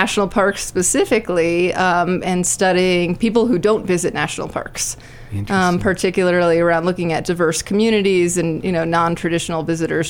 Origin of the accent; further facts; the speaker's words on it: south of Tucson, southern Arizona, United States; also born or lived in Washington, D.C.; now in Estes Park, United States; I'm originally from southern Arizona. So Tucson, Arizona. Yep, south of Tucson, just off the border.